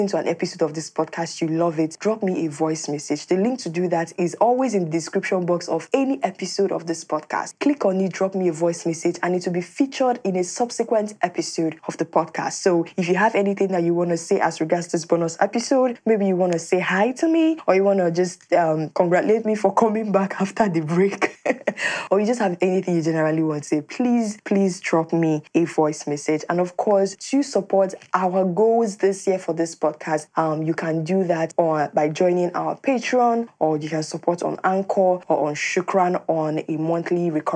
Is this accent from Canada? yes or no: no; Nigeria; as a Nigerian and as Africans